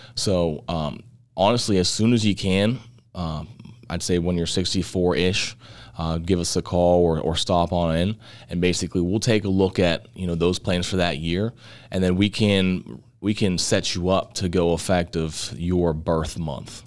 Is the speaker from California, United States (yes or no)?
no; Butler, Pennsylvania, United States; we're born and raised in the Butler area.